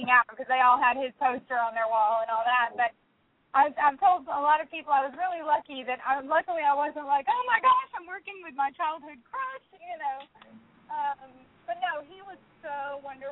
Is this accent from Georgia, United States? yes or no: yes; Albany, Georgia, United States; moved away as an adult; also born or lived in Orlando, Florida; I grew up in South Georgia, actually. In the same town where Fireproof was made, in Albany. That's my hometown.